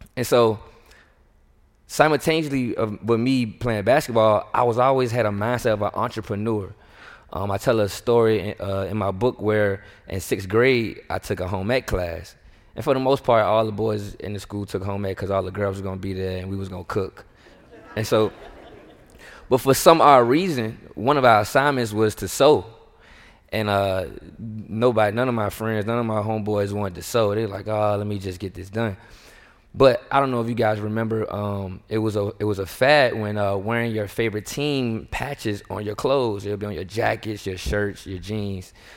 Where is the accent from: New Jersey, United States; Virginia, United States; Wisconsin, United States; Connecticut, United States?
Virginia, United States; Richmond; moved away as an adult; also born or lived in Harrisonburg, Virginia; now in Houston, United States; I grew up in the north side of Richmond, inner city